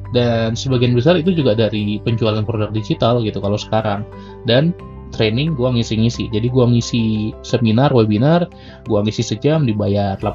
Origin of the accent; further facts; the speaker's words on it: Medan, North Sumatra, Indonesia; karena sekarang gue lagi rekaman di Medan, di kampung gue.